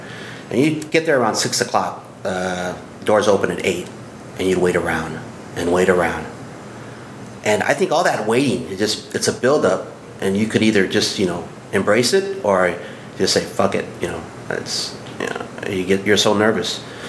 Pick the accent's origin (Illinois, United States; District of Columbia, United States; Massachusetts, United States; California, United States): California, United States; San Fernando; we grew up in San Fernando